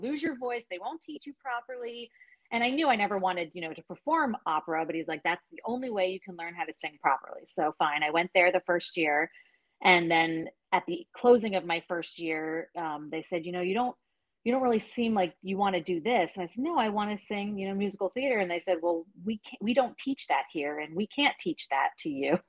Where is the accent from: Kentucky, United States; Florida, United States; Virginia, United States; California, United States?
Virginia, United States; Alexandria; also born or lived in United Kingdom; Right here in Alexandria, born and born and bred